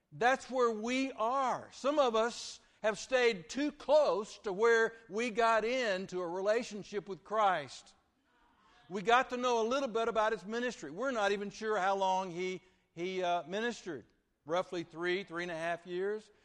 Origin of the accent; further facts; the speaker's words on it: Vernon, Texas, United States; now in Lake Jackson, United States; grew up from fourth grade through high school at Vernon, Texas